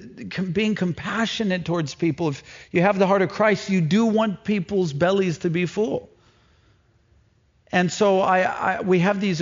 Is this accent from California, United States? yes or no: no; St. Louis, Missouri, United States; also born or lived in Arkansas; now in Maine, United States; And I'm from St. Louis, Missouri, or really southern Missouri and Arkansas.